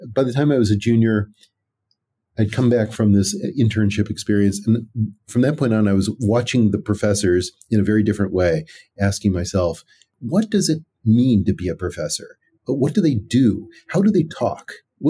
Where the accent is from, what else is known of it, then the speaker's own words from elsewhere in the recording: California, United States; eventually went to UCLA as an undergraduate, which was only about 30 minutes away from where I grew up in the San Gabriel Valley.